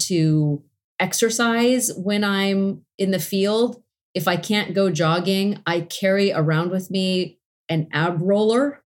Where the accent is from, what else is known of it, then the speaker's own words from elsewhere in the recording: Los Angeles, California, United States; my hometown of Los Angeles